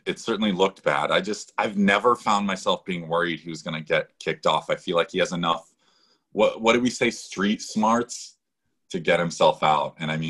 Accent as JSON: {"language": "English", "region": "Connecticut", "country": "United States", "tie": "born or raised there", "said": "I grew up in Connecticut, so in Northeast, right?"}